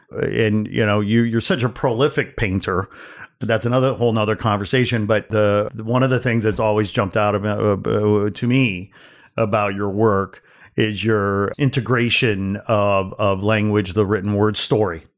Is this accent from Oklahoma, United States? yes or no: no; Gary, Indiana, United States; now in Los Angeles, United States; I was born in Gary, Indiana. I grew yeah. up in Northwest Indiana